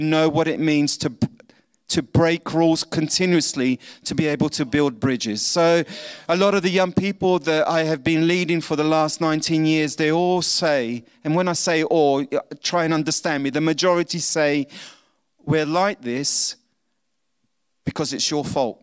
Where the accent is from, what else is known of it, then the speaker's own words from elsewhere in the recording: London, United Kingdom; accent: pommy; moved away; I was born in London, so I have this pommy accent, but the suntan is obvious that I'm not English